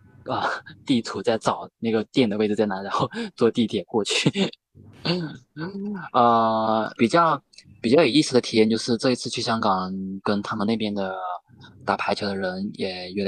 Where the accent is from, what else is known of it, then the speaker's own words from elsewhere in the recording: Guilin, Guangxi, China; 其实因为回到桂林这边之后，就是我们这边被桂林方言这边还是有一些影响的。